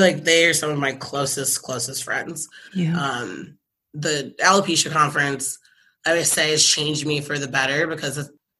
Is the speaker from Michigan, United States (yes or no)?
yes; Michigan, United States; My mom actually moved out here for a snowbird winter because we're from Michigan.